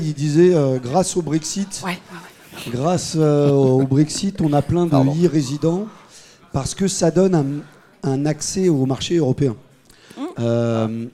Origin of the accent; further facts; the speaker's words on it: Paris, Île-de-France, France; je suis paris intramurose, intramuros